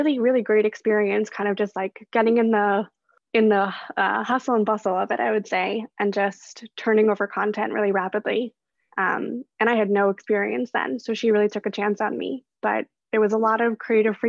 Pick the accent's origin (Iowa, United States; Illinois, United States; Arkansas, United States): Illinois, United States; Chicago; moved away as an adult; also born or lived in Brooklyn, New York; now in New York, United States; I am originally from Chicago, actually, but I grew up in the suburbs there, not so close to the city